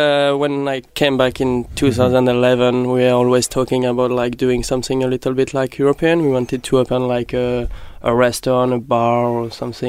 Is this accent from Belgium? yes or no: yes; Belgium; moved away as an adult; also born or lived in Brussels; now in Winnipeg, Canada; So I'm from Belgium. Mm-hmm. I lived in Brussels, and then my university in Brussels sent me in Winnipeg in 2011